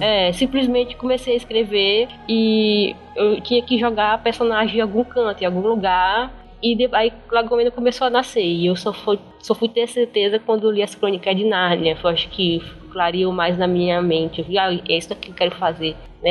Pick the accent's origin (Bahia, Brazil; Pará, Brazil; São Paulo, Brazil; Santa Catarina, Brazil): Pará, Brazil; interior of; moved away as an adult; now in São Luís, Brazil; Eu nasci em São Luís, Maranhão, mas eu não fui criada em São Luís, eu fui criada no interior do Pará. Morei lá até uns 20 anos.